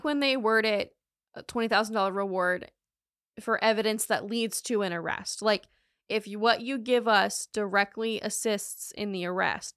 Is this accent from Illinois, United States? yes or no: no; North Carolina, United States; now in Florida, United States; I am from North Carolina